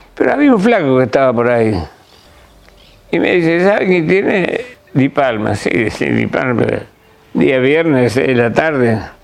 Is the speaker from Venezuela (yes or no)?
no; Córdoba, Argentina; soy de Córdoba